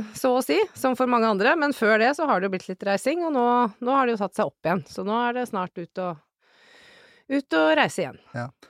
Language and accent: Norwegian; Elverum, Innlandet, Norway; moved away as an adult; also born or lived in Kjøllefjord, Finnmark / Kirkenes; Jeg er ei bondejente fra Elverum, der er jeg vokst opp med å bære høyballer og spille håndball.